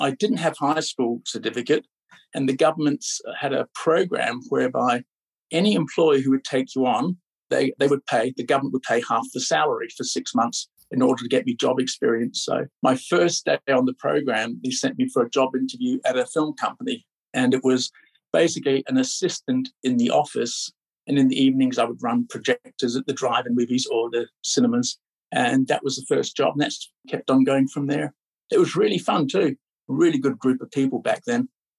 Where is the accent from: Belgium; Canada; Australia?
Australia; moved away as an adult; also born or lived in Scotland / Phnom Penh, Cambodia; now in Los Angeles, United States; I grew up in Australia. We had lived in America, Los Angeles for 11 years and all the passports you could imagine.